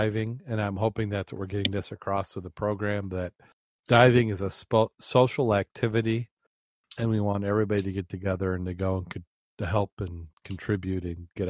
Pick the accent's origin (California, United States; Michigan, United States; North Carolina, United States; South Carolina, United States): Michigan, United States; Berrien Springs; And you can't get any closer than my hometown than Berrien Springs because that's where I'm from.